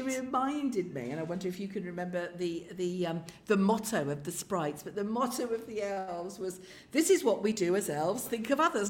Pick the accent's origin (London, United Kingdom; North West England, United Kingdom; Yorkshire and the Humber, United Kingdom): North West England, United Kingdom; Carlisle; But sort of 70s and 80s growing up in Carlisle